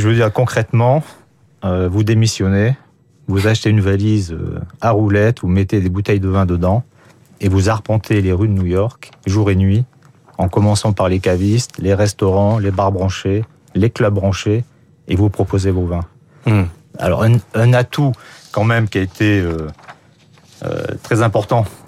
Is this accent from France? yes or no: yes; France; je suis français